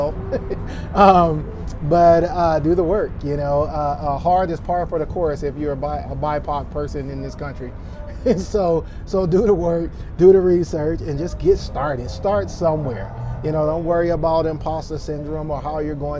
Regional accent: Tuscaloosa, Alabama, United States; I'm from Tuscaloosa, Alabama

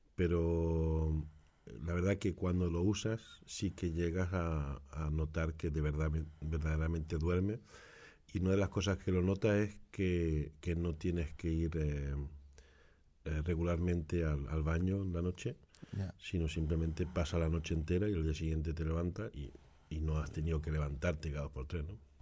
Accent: Granada, Andalusia, Spain; also born or lived in Barcelona; now in Utrecht, Netherlands; nací en Barcelona, pero me crié en Granada.

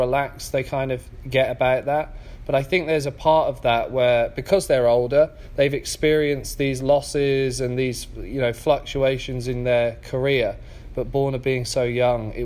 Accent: England, United Kingdom; also born or lived in San Diego, United States; now in Toledo, United States; I'm from England.

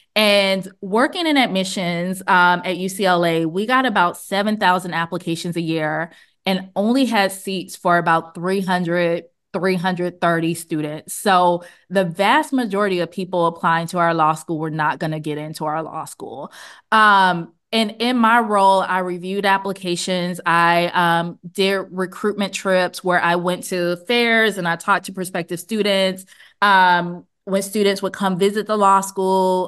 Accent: Montgomery, Alabama, United States; I grew up in Montgomery

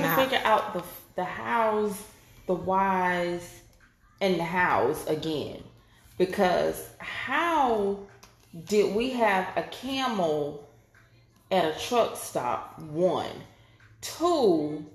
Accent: North Carolina, United States; moved away as an adult; now in Florida, United States; I'm from North Carolina

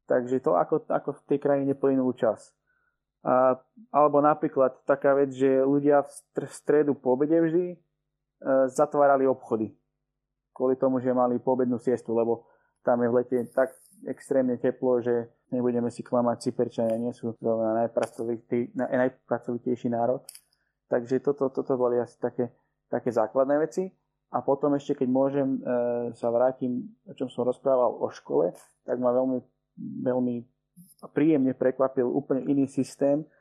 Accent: Slovakia; moved away; also born or lived in Cyprus; som rád, že som sa narodil na Slovensku

